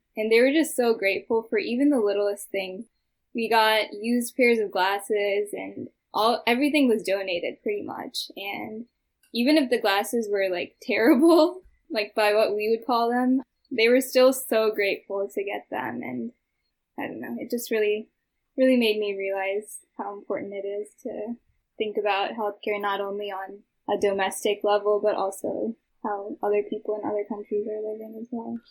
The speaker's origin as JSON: {"language": "English", "region": "Midwest", "country": "United States", "tie": "born or raised there", "said": "my hometown here"}